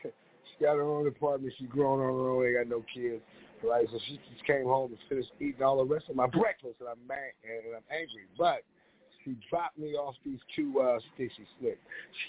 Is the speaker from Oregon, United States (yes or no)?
yes; Oregon, United States; Now, y'all know I'm from Oregon.